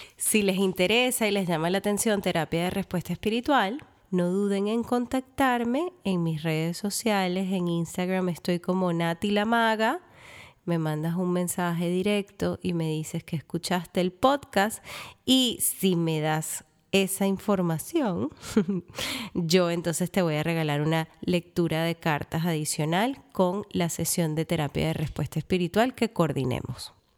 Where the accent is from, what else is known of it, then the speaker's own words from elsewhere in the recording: Venezuela; moved away; llego a Venezuela, mi tierra natal